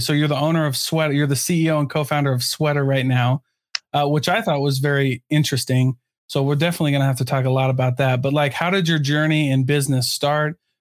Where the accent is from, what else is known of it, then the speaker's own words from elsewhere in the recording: Iowa, United States; now in Utah, United States; I'm from Iowa